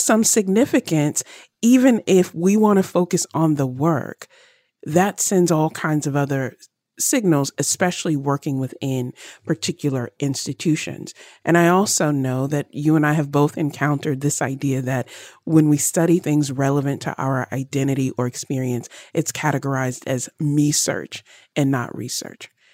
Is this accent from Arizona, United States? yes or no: no; Virginia, United States; I grew up in Virginia